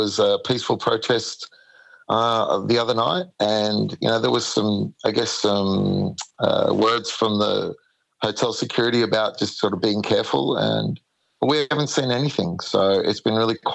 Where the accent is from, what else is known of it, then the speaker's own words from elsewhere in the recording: Sydney, New South Wales, Australia; moved away as an adult; now in Kiama, Australia; moved down the coast to Kiama. I'm originally from Sydney.